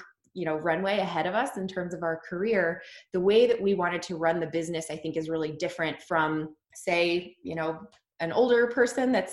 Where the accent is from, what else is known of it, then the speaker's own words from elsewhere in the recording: Dayton, Ohio, United States; moved away as an adult; also born or lived in New York City, United States; now in Columbus, United States; We both are from Dayton